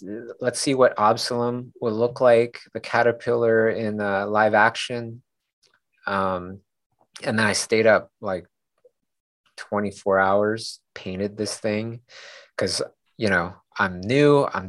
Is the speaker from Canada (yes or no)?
yes; Canada; Kay and I were just like, oh, that's because we're from Canada, you know, instead of saying we're new.